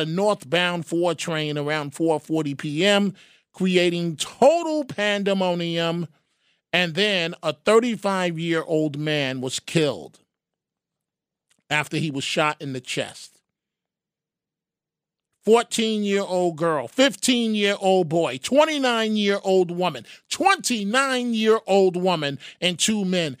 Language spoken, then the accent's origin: English; New York City, New York, United States; I grew up in the Bronx